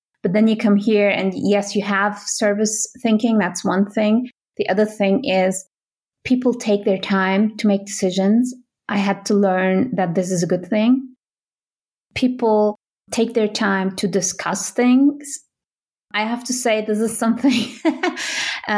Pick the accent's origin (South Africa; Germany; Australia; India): Germany; Berlin; moved away as an adult; now in Switzerland; I come from Germany originally. I come from Berlin.